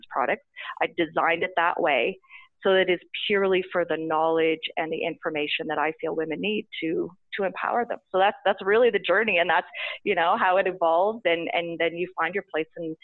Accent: Saskatchewan, Canada; moved away as an adult; also born or lived in Toronto / Calgary; And I was from Saskatchewan. I'd went to university there

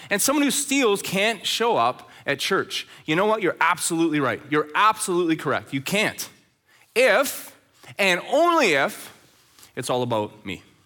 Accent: Red Deer, Alberta, Canada; now in Chilliwack, Canada; Growing up in Red Deer, Alberta, as a teenager

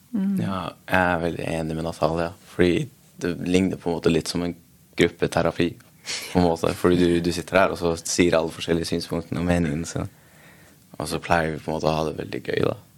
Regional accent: Norway; opprinnelig fra Afghanistan, men jeg ble født i Norge

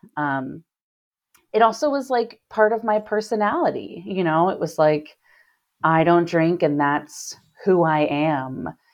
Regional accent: Cincinnati, Ohio, United States; moved away as an adult; now in Chicago, United States; I grew up in Cincinnati, Ohio.

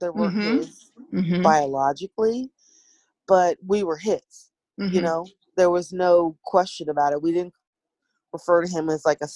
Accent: Seattle, Washington, United States; also born or lived in Tulsa, Oklahoma; I grew up in Seattle. My mom moved here with her four kids from Oklahoma

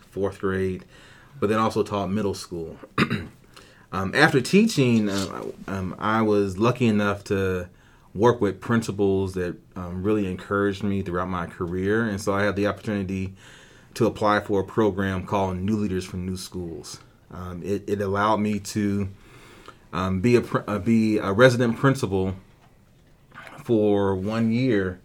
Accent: Indianapolis, Indiana, United States; moved away as an adult; now in Ankeny, United States; I'm originally from Indianapolis, Indiana. That's where I was born and raised

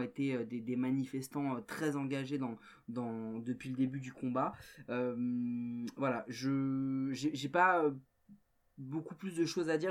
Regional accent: France

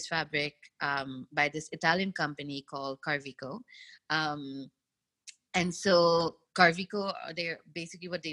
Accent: Mauritius; moved away as an adult; now in India; So as an island girl growing up in Mauritius

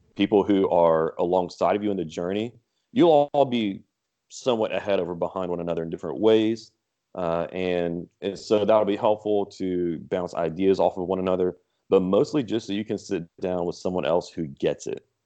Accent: Lafayette, Louisiana, United States; also born or lived in Texas; I was born in Texas, but grew up in the Lafayette area

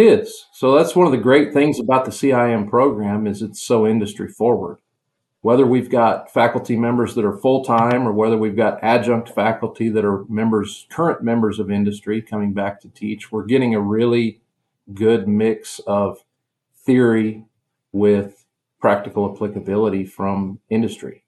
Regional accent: Western Nebraska, United States; I grew up in Western Nebraska in farming community

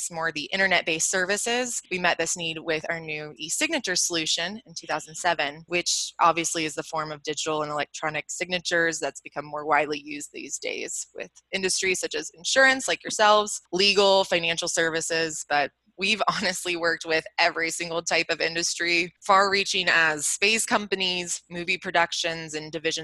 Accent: Atlanta, Georgia, United States; Born and raised in Atlanta, where our Assuresign headquarters are, right in Buckhead

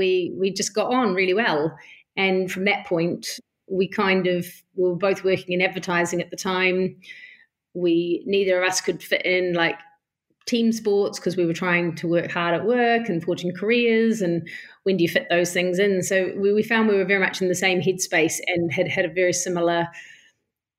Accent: New Zealand; now in London, United Kingdom; I'm from New Zealand

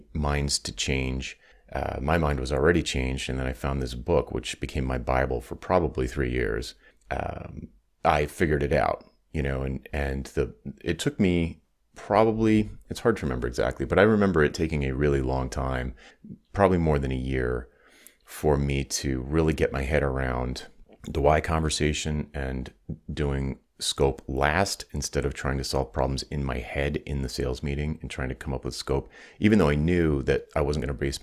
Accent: Rhode Island, United States; also born or lived in Atlanta, Georgia; after I moved from Atlanta to Rhode Island back home

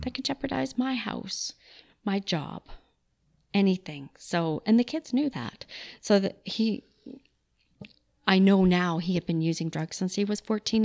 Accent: Calgary, Alberta, Canada; also born or lived in Manitoba; I was born in Manitoba, but grew up in Calgary. We came here when I was, I think, just a year old. Love Calgary. It's the only place I've ever lived.

